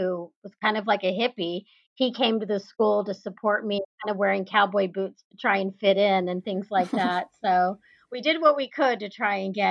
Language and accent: English; Texas, United States; growing up in Texas and seeing the cows in the fields